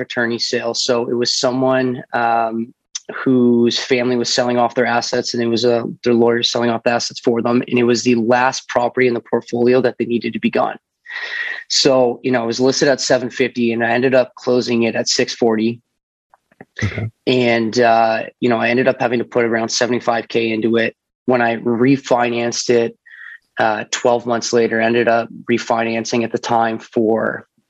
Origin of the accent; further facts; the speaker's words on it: Mississauga, Ontario, Canada; moved away as an adult; now in Oakville, Canada; I grew up in Port Credit